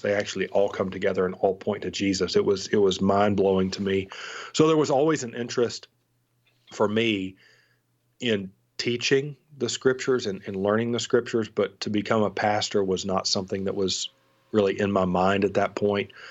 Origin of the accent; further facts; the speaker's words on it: North Alabama, United States; also born or lived in Seward, Nebraska; I was from North Alabama